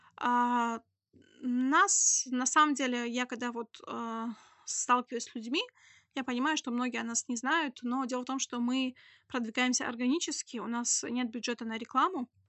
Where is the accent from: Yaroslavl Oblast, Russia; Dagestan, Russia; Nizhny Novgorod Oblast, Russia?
Dagestan, Russia; Khasavyurt; now in Makhachkala, Russia; Я себя не могу назвать коренным жителем, я из Хасавюрта